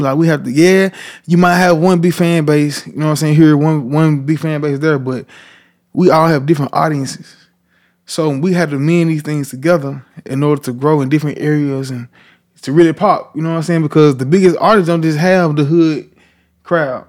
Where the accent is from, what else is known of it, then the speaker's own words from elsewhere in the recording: Memphis, Tennessee, United States; I'm from Parkway Village